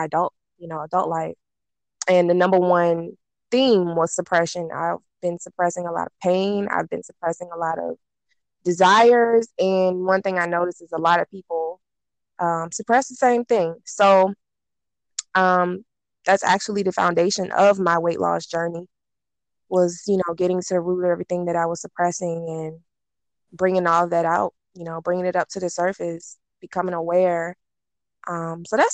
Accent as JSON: {"language": "English", "town": "Petersburg", "region": "Virginia", "country": "United States", "said": "I am from Petersburg, Virginia"}